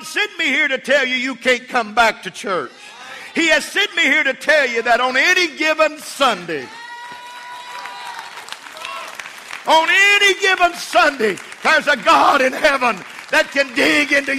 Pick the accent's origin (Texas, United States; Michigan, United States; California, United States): Texas, United States; Levelland; I was from Levelland, Texas